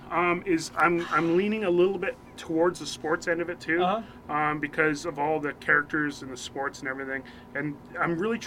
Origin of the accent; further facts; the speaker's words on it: Northwest Territories, Canada; being isolated growing up in Northwest Territories.